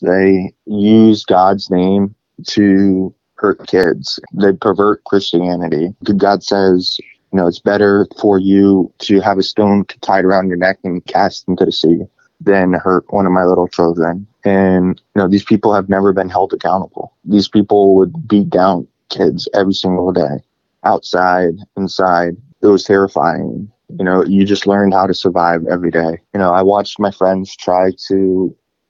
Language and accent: English; Greenwich, Connecticut, United States; moved away; also born or lived in Russia / Stockton, Missouri; I was adopted from Russia when I was 3 years old and actually grew up in Greenwich, Connecticut.